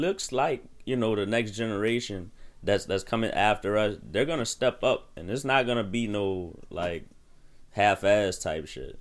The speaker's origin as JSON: {"language": "English", "country": "United States", "said": "As an American who who is black"}